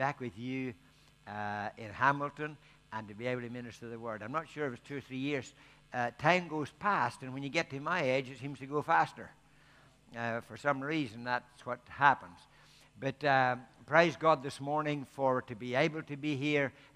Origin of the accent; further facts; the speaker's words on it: Ireland; because I'm Irish